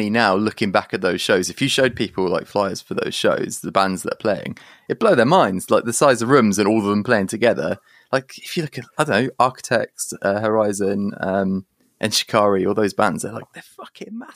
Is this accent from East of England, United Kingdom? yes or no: no; Guildford, South East England, United Kingdom; born there; So I was born in in Surrey, like Guildford and then um, we moved